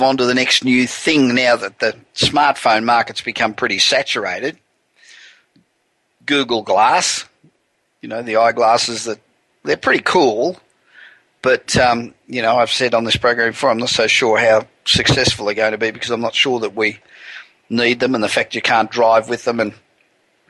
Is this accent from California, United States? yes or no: yes; Los Angeles, California, United States; I'm broadcasting from my hometown of Los Angeles